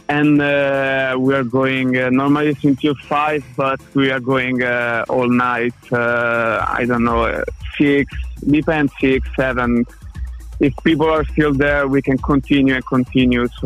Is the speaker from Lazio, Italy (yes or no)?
yes; Rome, Lazio, Italy; English is a second language; moved away as an adult; now in Utrecht, Netherlands; Hi Stefan … I'm from Italy, Rome. And I'm 24 years old. I'm a DJ and producer. And since two years I'm here in Utrecht.